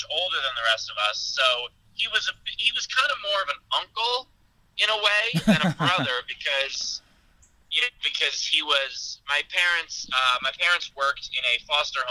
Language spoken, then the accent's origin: English; New York City, New York, United States; I grew up in Queens, which is the most diverse county in the country